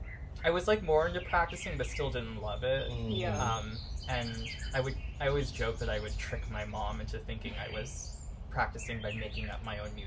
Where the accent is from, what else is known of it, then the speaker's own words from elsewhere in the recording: Marietta, Georgia, United States; also born or lived in California; So I grew up here in Marietta, like right around, like 15 minutes from where we currently are right now.